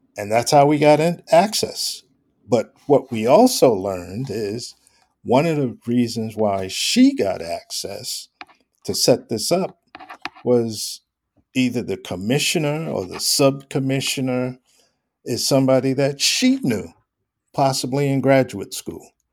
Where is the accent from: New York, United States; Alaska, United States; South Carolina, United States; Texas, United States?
New York, United States; I grew up in New York